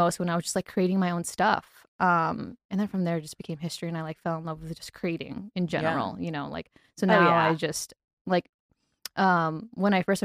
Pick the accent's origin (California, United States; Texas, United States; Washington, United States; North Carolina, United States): Texas, United States; moved away as an adult; now in Los Angeles, United States; I'm from Texas